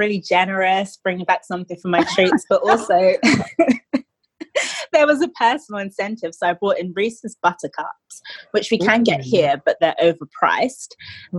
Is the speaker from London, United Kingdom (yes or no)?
yes; London, United Kingdom; I'm based in London. I'm also from London.